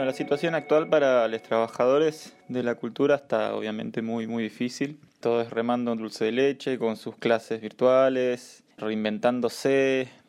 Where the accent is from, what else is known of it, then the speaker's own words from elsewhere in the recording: Pergamino, Buenos Aires Province, Argentina; now in Buenos Aires, Argentina; soy nacido en Pergamino, estoy viviendo actualmente en Capital, provincia de Buenos Aires.